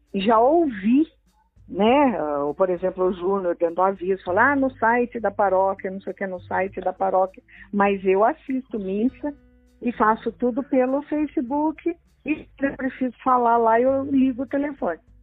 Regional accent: Tremembé, São Paulo, Brazil; eu sou de Tremembé

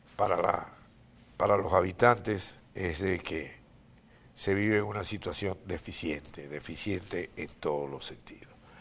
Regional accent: Venezuela; now in Miami, United States; los que vivimos en Miami y somos de Venezuela, que somos inmigrantes

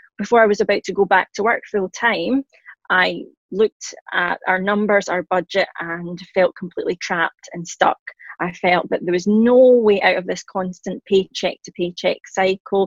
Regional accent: Scotland, United Kingdom; accent: Scottish; I am Scottish, hence the accent. I'm in my late 30s and a working mum in Glasgow

